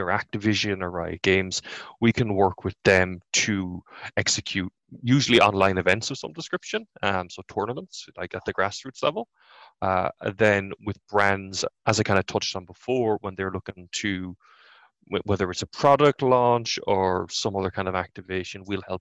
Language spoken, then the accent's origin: English; Ireland; we as Irish people